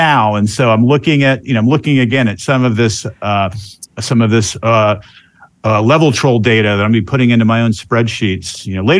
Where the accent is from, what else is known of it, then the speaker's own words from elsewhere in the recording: Central Florida, United States; also born or lived in Georgia; I'm actually from this area. I'm from Central Florida.